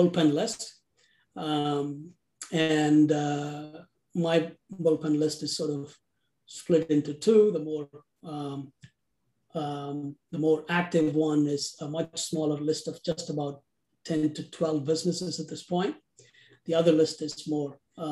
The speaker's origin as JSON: {"language": "English", "country": "India", "moved": "as an adult", "lives_now": "United States", "said": "I'm originally from India. I came here to the US as a graduate student in accounting and decided to stay back"}